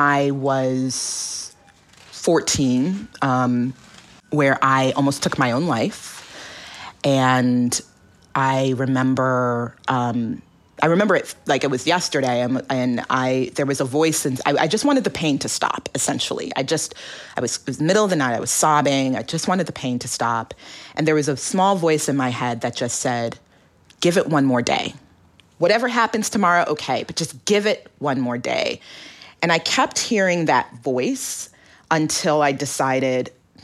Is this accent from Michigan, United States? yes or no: no; Alaska, United States; born or raised there